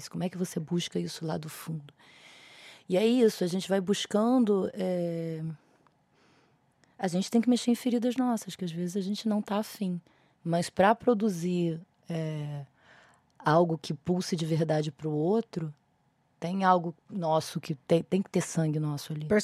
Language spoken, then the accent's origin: Portuguese; Rio de Janeiro, Brazil; now in São Paulo, Brazil; Eu vim do Rio de Janeiro para São Paulo para estudar dramaturgia, porque no Rio de Janeiro não tinha nenhum lugar similar